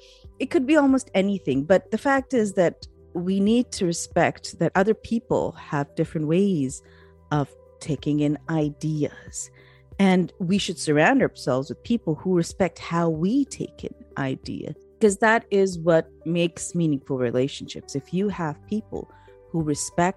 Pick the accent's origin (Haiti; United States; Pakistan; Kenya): Pakistan; I'm from Pakistan